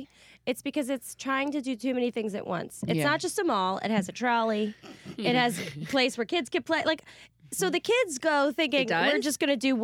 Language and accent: English; New York City, New York, United States; I'm from Staten Island